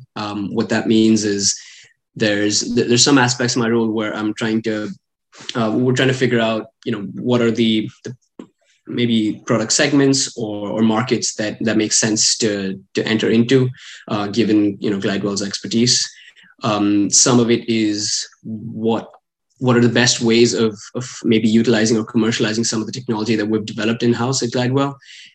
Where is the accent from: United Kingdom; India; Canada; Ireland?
India; English is a second language; also born or lived in Middle East; I'm from India, but I kind of grew up a little bit all over the place. I grew up in a few different cities in India, and I also spent some time in the Middle East when I was growing up.